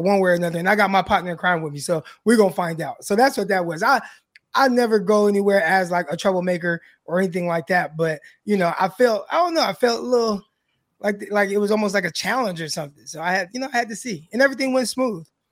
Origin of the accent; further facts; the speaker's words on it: Stockton, California, United States; I am from Stockton, California.